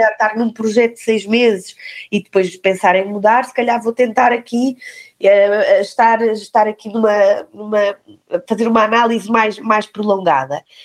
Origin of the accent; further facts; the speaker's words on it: Algarve, Portugal; now in Lisbon, Portugal; cresci no Algarve, perto do mar. Estou em Lisboa já há alguns anos